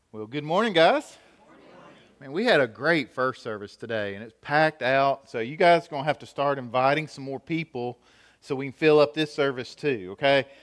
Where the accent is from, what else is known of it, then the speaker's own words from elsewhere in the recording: United States; I grew up here in Gaylock, so I think about some of the teachers I had at the high school